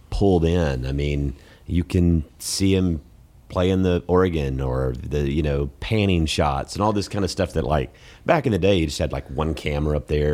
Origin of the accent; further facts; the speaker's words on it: Columbus, Georgia, United States; moved away; I'm from Columbus, Georgia